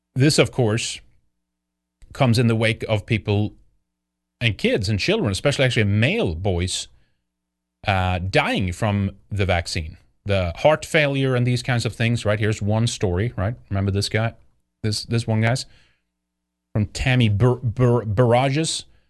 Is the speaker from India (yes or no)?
no; Sweden; Growing up in Sweden